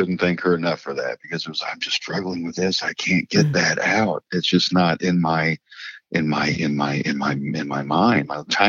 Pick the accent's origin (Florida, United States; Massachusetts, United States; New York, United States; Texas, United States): Massachusetts, United States; accent: Midwest with a New England twist; It's Midwest. I have a Midwest accent with a New England twist to it.